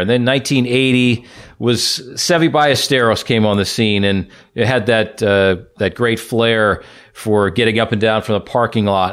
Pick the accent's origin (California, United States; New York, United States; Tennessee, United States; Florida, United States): Florida, United States; South; growing up in South Florida